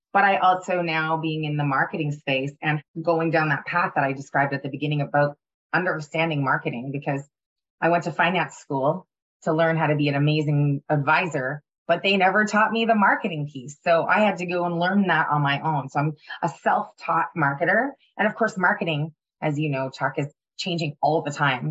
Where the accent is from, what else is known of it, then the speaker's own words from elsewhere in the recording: Ottawa, Ontario, Canada; moved away; It was when I was living in Ottawa.